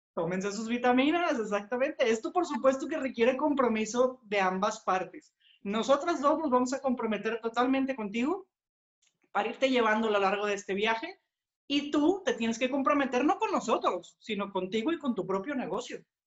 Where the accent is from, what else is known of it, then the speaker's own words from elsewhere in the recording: Monterrey, Nuevo León, Mexico; nosotros somos de Monterrey, estamos aquí en, México, es nuestro país